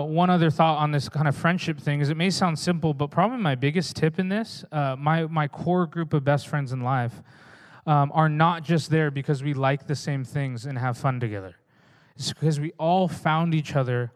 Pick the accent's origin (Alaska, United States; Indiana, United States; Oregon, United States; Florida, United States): Oregon, United States; also born or lived in Redding, California; now in Newburgh, United States; I'm from Oregon